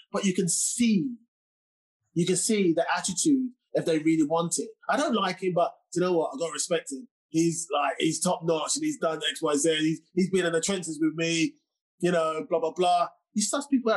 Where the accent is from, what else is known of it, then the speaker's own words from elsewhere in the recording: England, United Kingdom; I'm from England